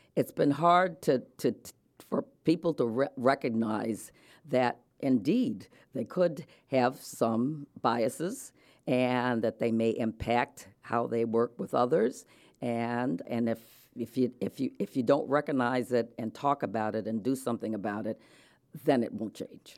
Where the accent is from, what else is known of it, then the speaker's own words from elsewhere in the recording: Rochester, New York, United States; moved away; also born or lived in Delaware / Connecticut; I was born in Rochester, New York, to an Episcopal minister and, uh, a wife